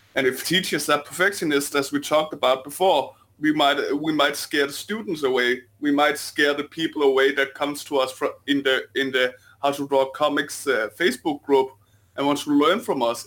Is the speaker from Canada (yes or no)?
no; Denmark; accent: Danish; my sexy Denmarkian accent